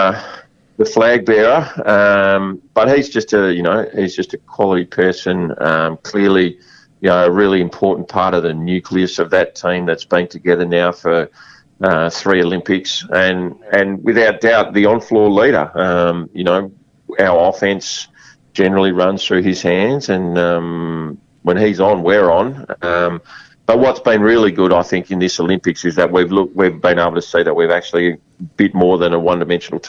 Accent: Western Australia, Australia; I love being Australian and I love being West Australian

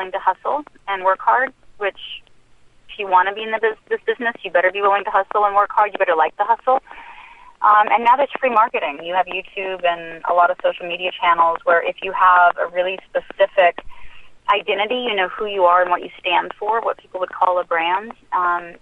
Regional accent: Anchorage, Alaska, United States; moved away; also born or lived in Utah; I grew up in Anchorage for a while where we lived in the projects

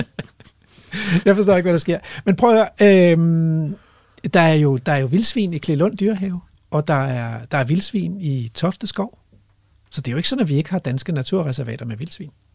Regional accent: Hellested, Zealand, Denmark; moved away; jeg spillede jo fodbold som barn i Hellested Gymnastik og Idrætsforening nede på Stævns

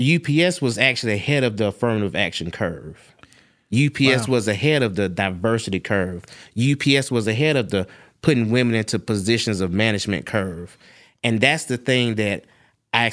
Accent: Ireland; I'm Irish, and I get a pass if I hide my Irishness because no one can tell.

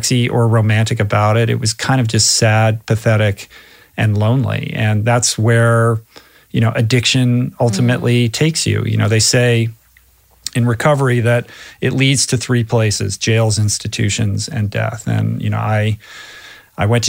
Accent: East Coast, United States; moved away as an adult; also born or lived in California; I grew up on the East Coast and ended up going to college in California

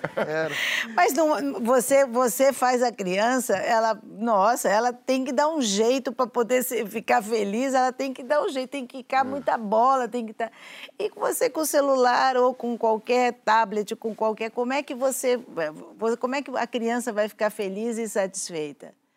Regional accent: São Paulo, Brazil; eu sou da Lapa

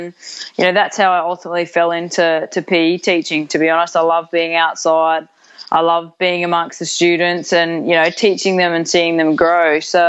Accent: Brisbane, Queensland, Australia; moved away as an adult; now in Sydney, Australia; born and raised in Brisbane on the Bayside

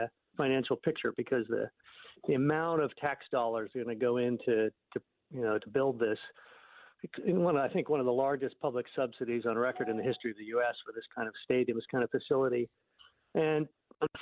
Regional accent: Alexandria, Virginia, United States; I grew up in Alexandria

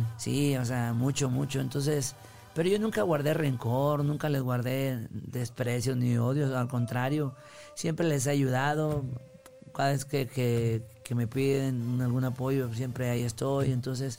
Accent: Concordia, Sinaloa, Mexico; Sí, en Concordia, Sinaloa

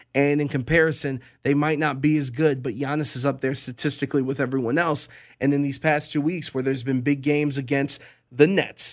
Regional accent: Cleveland, Ohio, United States; I'm born and raised in Cleveland

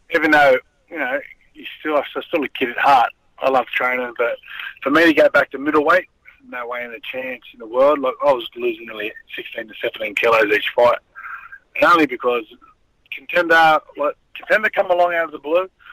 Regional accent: Sydney, New South Wales, Australia; I grew up in Alexandria

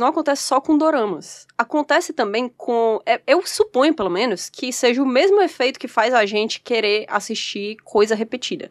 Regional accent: Brazil; a gente é brasileiro

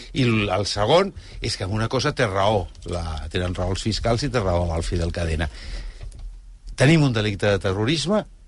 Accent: Spain; com a espanyol

